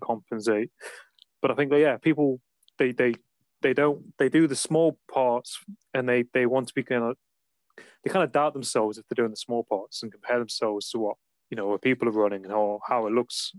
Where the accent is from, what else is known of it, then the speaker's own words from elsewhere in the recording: Nottingham, East Midlands, United Kingdom; moved away; I I'm from Nottingham originally